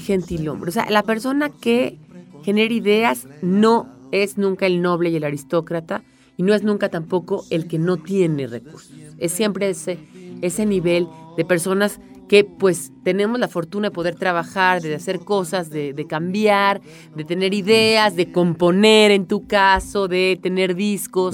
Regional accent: Mexico City, Mexico; no solamente soy chilanga, sino soy de lana de la Narvarte

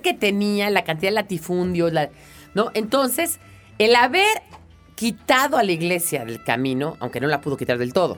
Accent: Mexico

